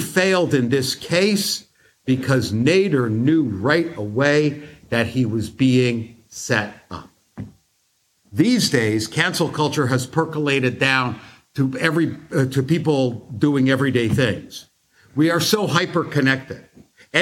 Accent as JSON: {"language": "English", "country": "United States", "said": "As a Jew and as an American"}